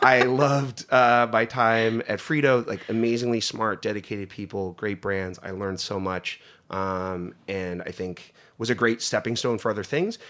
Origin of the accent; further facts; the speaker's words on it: Northeast Pennsylvania, United States; moved away; where I grew up in Northeast Pennsylvania